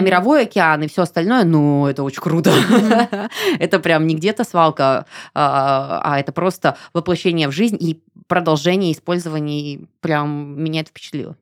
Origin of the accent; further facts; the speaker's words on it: Irkutsk Oblast, Russia; moved away; я из Иркутской области. У нас а, была поставка воды с ангары. То есть мы всегда пили из-под крана чистейшую, вкуснейшую воду.